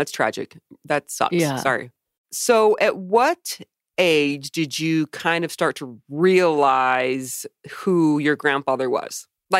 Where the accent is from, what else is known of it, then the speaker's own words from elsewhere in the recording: Tucson, Arizona, United States; I grew up in Tucson, Arizona. We'll also get into that later. I come from a very religious Mormon family.